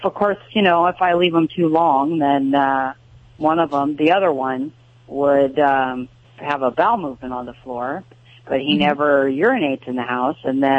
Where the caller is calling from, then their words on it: Lake Havasu City, Arizona, United States; I'm calling from Lake Havasu City, Arizona.